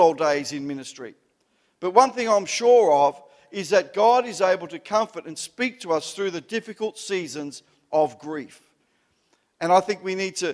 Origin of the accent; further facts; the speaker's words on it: Melbourne, Victoria, Australia; I grew up in the Italian culture. I'm an Italian Melbourne Italian